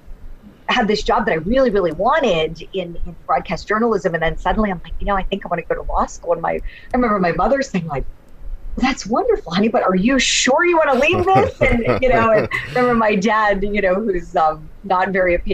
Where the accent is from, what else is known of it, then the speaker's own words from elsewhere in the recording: Steubenville, Ohio, United States; I went and I worked for my hometown television station, really great NBC affiliate in Steubenville, Ohio